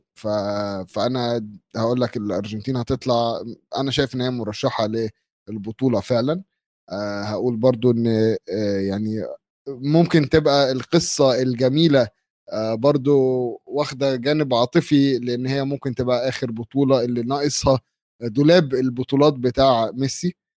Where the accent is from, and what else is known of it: Egypt